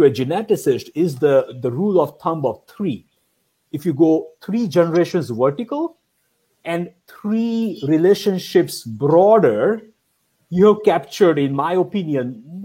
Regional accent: India; moved away; I grew up in India

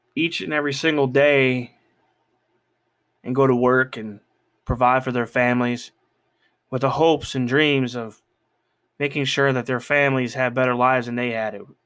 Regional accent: United States

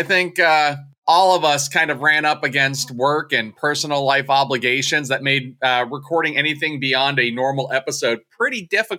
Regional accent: Pennsylvania, United States; Well, I'm also from a Commonwealth. I'm from the Commonwealth of Pennsylvania.

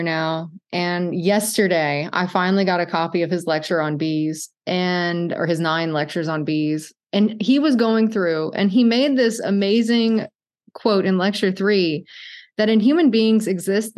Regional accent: Cajun, Louisiana, United States; I'm Cajun

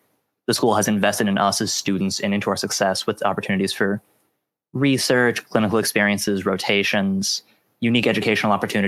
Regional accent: Johnstown, Pennsylvania, United States; I'm originally from Johnstown, PA

